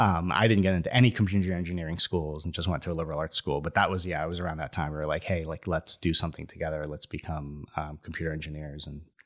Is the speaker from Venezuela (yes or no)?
yes; Venezuela; I lived in Venezuela. So I was born in Venezuela. And we lived in a college town.